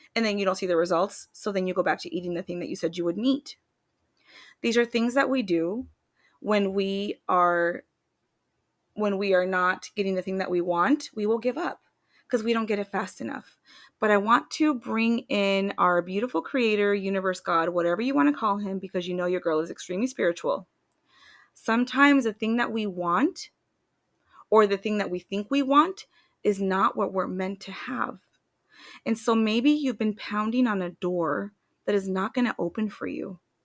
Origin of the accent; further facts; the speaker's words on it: Washington, United States; moved away as an adult; now in Tucson, Arizona, United States; I'm from Washington State